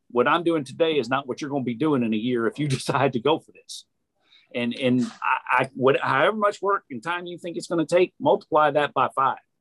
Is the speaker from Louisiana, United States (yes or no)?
yes; New Orleans, Louisiana, United States; now in Chattanooga, United States; I'm from New Orleans